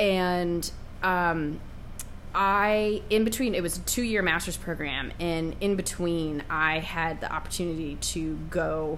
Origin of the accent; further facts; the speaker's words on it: outside of Seattle, Washington, United States; moved away as an adult; also born or lived in Brunswick, Maine; I grew up outside of Seattle